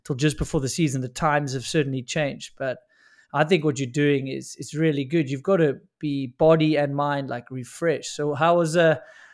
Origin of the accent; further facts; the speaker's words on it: South Africa; being South African